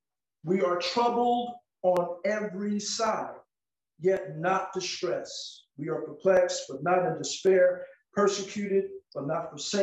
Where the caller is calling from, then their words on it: Cleveland, Tennessee, United States; We're coming via from Cleveland, Tennessee.